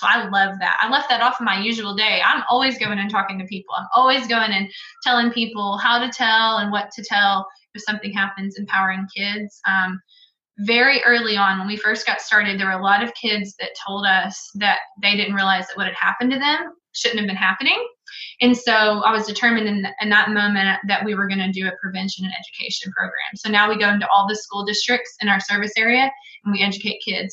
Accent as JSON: {"language": "English", "town": "Greenwood", "region": "Arkansas", "country": "United States", "tie": "born or raised there", "said": "I grew up in Greenwood, Arkansas"}